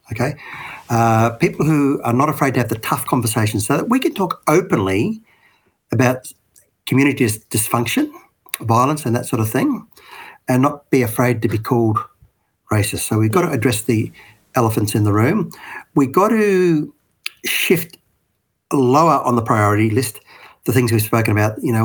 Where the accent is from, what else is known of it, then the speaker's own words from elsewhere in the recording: Australia; I'm an Aussie living in a modern world, modern home